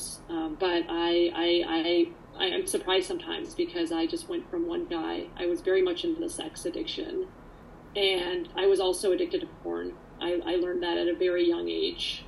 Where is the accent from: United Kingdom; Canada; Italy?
Canada; also born or lived in Poland; I came here to actually Canada when I was about 3.5, 4